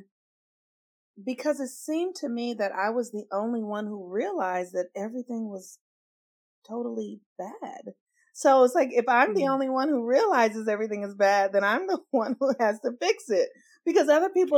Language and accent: English; Los Angeles, California, United States; I grew up in, I was born in the States in Los Angeles, California